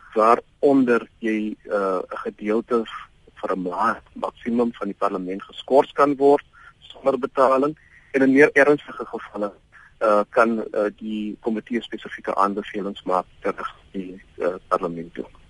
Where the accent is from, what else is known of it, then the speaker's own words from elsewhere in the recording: South Africa; ons is tog trots as Suid-Afrikaners